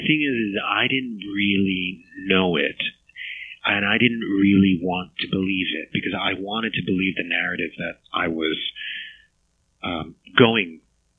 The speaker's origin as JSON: {"language": "English", "town": "New York City", "region": "New York", "country": "United States", "tie": "born or raised there", "said": "I was born in 74, and I grew up in Queens"}